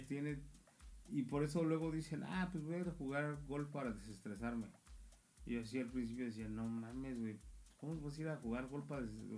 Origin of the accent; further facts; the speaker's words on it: Mexico; now in United States; somos paisas